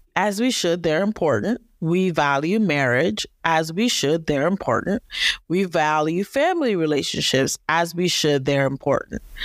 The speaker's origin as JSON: {"language": "English", "region": "Northern Virginia", "country": "United States", "said": "I am from Northern Virginia, the D M V area"}